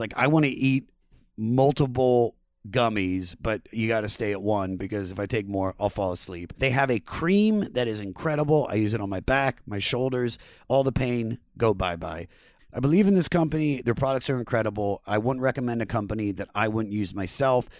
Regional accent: Germantown, Maryland, United States; moved away as an adult; also born or lived in Baltimore, Maryland; now in Los Angeles, United States; I, I was born in Germantown, but, and I lived in Baltimore for seven years.

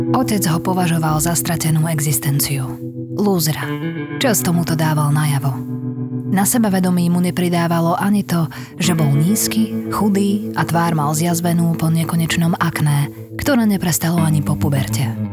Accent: Slovakia; u nás v Košiciach a v Bratislave

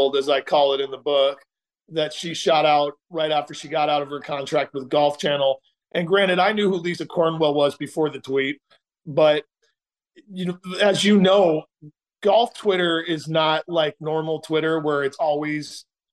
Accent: Portland, Oregon, United States; I was born in Portland

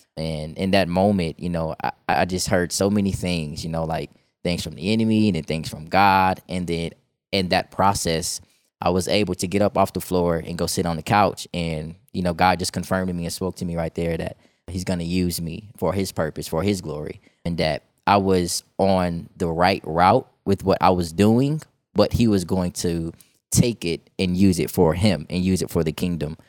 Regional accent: Chicago, Illinois, United States; moved away as an adult; also born or lived in Georgia; now in Texas, United States; I'm from Chicago, Illinois, right? I lived there for most of my life

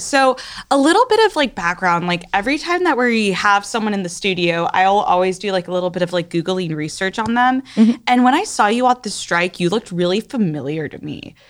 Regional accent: Coral Gables, Florida, United States; we're only 2 years apart and we're both from Gables and we're both young people in the climate movement

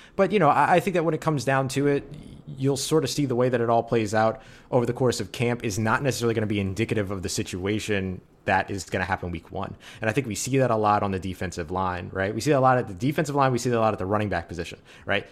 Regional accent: New Orleans, Louisiana, United States; I was born and raised in New Orleans

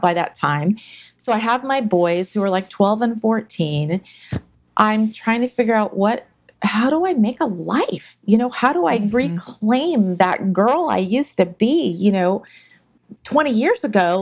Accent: San Jose, California, United States; growing up in Silicon Valley, which wasn't Silicon Valley back then

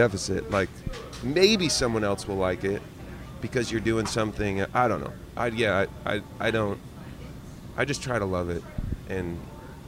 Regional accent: Eugene, Oregon, United States; I grew up in Eugene, Oregon

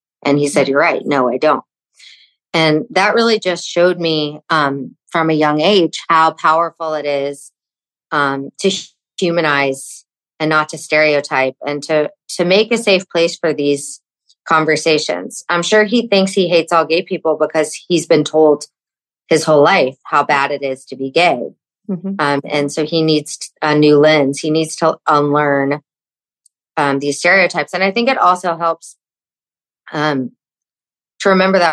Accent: Fort Worth, Texas, United States; I remember growing up in Texas, and my parents raised me super open-minded, even though I was raised in Fort Worth, Texas

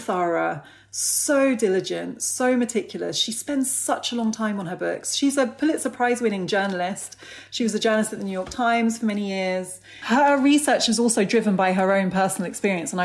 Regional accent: United Kingdom; I've grown up here and I've had a very British conditioning in many ways

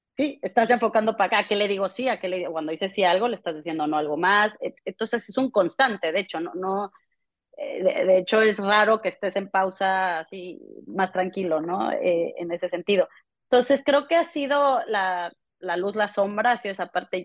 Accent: Mexico; moved away; also born or lived in London; yo creciendo en México

